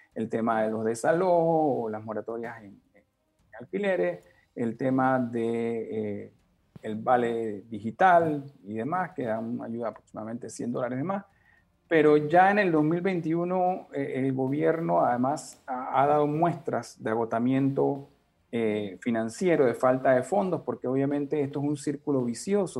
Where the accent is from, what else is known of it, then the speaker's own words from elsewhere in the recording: Panama; todos como panameños